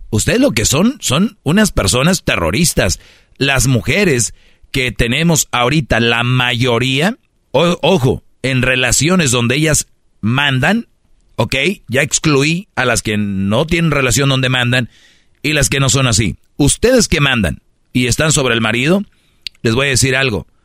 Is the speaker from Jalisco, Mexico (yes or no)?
no; Monterrey, Nuevo León, Mexico; Yo soy regio